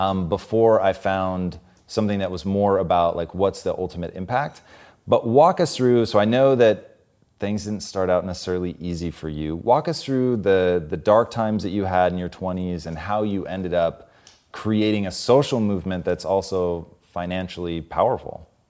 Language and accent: English; Tacoma, Washington, United States; Growing up in Tacoma